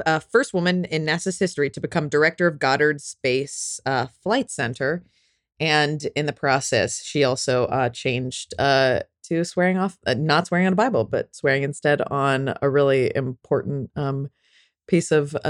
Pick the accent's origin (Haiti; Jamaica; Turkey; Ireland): Ireland; No, I really, I'm Irish, so I like being drunk as much as possible in really inappropriate settings.